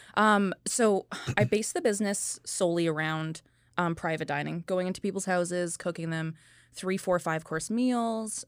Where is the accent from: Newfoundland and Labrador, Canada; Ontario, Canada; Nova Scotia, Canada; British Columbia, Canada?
British Columbia, Canada; North Vancouver; also born or lived in Kamloops; I'm actually originally from North Vancouver